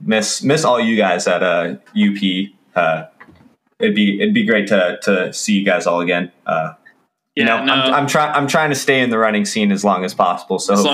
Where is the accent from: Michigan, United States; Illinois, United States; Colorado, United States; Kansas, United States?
Kansas, United States; I'm from Kansas.